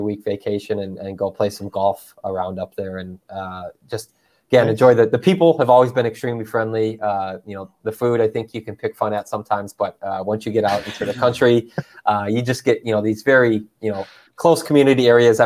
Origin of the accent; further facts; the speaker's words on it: Chicago, Illinois, United States; now in Washington, United States; I grew up in Chicago in the Midwest part of the United States